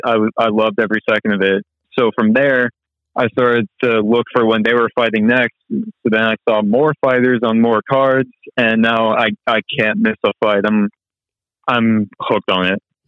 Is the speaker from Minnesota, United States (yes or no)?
no; Jacksonville, North Carolina, United States; I was born and raised in the military town of Jacksonville, North Carolina